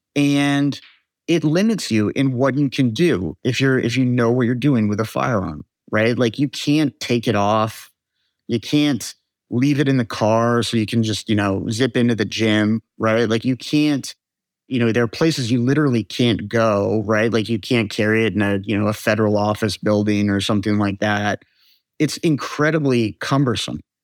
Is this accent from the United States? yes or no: yes; United States; because we are American